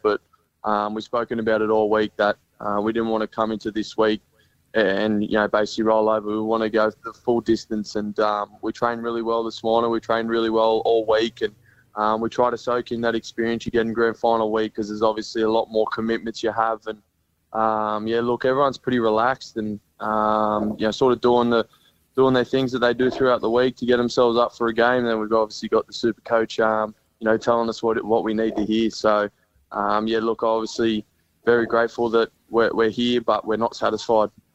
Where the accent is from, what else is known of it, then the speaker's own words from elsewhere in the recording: Gold Coast, Queensland, Australia; Being a, a Gold Coast kid coming up, um, being based up here, and then also being a Queenslander